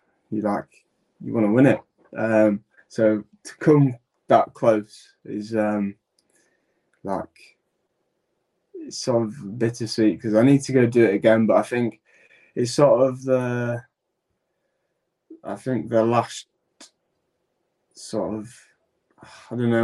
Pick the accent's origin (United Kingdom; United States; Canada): United Kingdom; Yorkshire and the Humber; accent: broad; being a Yorkshireman, like, I'm not from Hull, I'm from East Yorkshire. So being a Yorkshireman and growing up with Joe